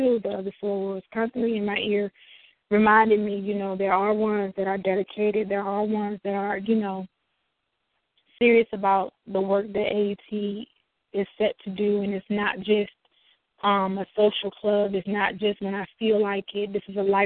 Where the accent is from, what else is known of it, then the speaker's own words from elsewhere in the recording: Chicago, Illinois, United States; I'm from Chicago